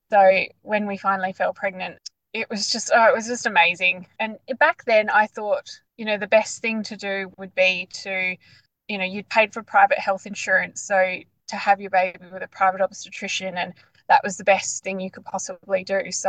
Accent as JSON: {"language": "English", "town": "Perth", "region": "Western Australia", "country": "Australia", "moved": "as an adult", "lives_now": "Bunbury, Australia", "said": "in the southwest of Perth, so in a, a town called Bunbury. We've only, we only just moved to Bunbury, but yeah, we're originally from Perth."}